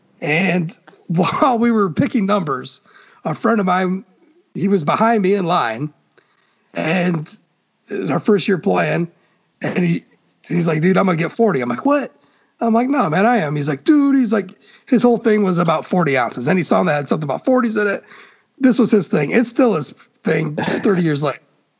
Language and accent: English; Fort Wayne, Indiana, United States; I'm from Fort Wayne.